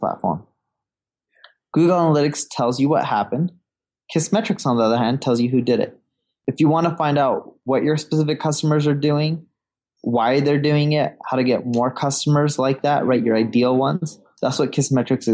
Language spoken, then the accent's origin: English; Orange County, California, United States; also born or lived in London; now in Seattle, United States; I was born in London. I grew up in Orange County. My parents decided to move to California, right? Orange County, California, when I was a little baby.